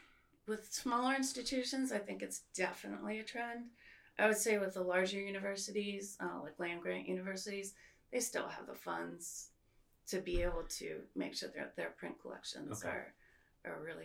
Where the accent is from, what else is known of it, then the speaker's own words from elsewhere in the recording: Silver Spring, Maryland, United States; also born or lived in Connecticut / New Jersey / Manhattan, New York; I was born in Connecticut and then moved soon to New Jersey. And then when I was six, I moved to Silver Spring, Maryland